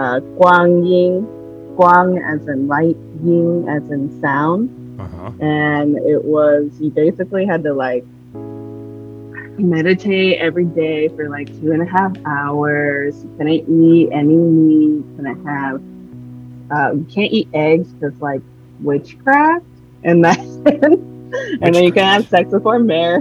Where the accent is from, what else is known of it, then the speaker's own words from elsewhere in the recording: Portland, Oregon, United States; also born or lived in California; So I say I'm from Portland because that's the most time that I've ever stayed at. But I was born in California.